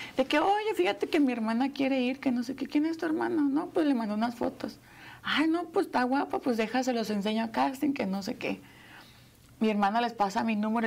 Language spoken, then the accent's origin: Spanish; Querétaro, Mexico; moved away; Yo, yo soy de Querétaro, yo vivía todavía en Querétaro